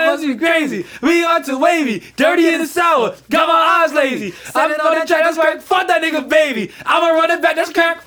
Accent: New York, United States; now in New Jersey, United States; I'm from New York, but I live in Jersey

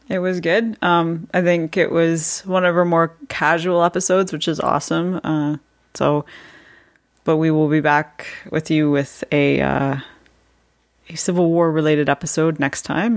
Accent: Canada; I had to live through that referendum in, uh, not the ni, obviously not the nineteen seventies, but the nineteen nineties

